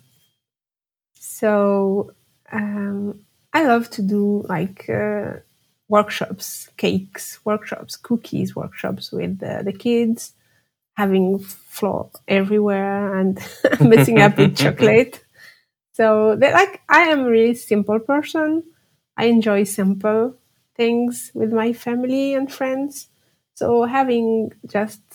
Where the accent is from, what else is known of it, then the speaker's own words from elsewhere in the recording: Algeria; English is a second language; moved away as an adult; now in France; I'm living in France right now, but I was born and raised in Algeria